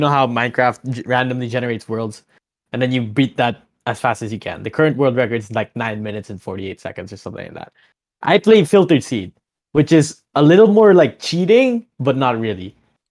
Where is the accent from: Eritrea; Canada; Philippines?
Philippines; Manila, Metro Manila; moved away as an adult; now in Abu Dhabi, United Arab Emirates; I'm an 18-year-old Filipino from the Philippines. I'm from Manila. Lived there all my life. I go to college in New York University Abu Dhabi. So for the past year, I've been studying in the United Arab Emirates.